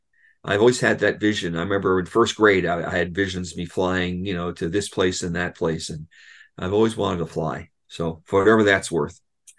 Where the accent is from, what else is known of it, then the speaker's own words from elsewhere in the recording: Westchester County, New York, United States; moved away as an adult; also born or lived in New Jersey / Boston / Washington, D.C. / Columbia, Missouri; now in Coos Bay, United States; So I was raised in Westchester County, which is north of New York City, went to college in New Jersey, graduate school in Boston, lived in New York City for 17 years, moved to D.C. for a job, Washington